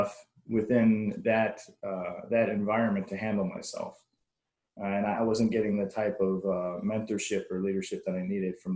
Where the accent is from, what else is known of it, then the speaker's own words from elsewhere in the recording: Madison, Wisconsin, United States; moved away as an adult; I actually got assigned back in my hometown of Madison, Wisconsin